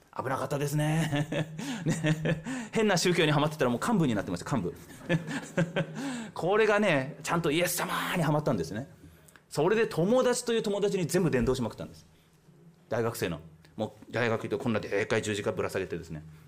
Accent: Ibaraki, Japan; moved away as an adult; now in Myanmar; 千九百七十二年、茨城県生まれです

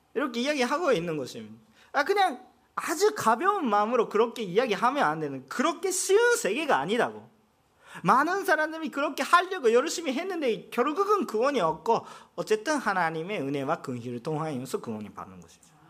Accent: Japan; Korean is a second language; 나도 일본 사람인데

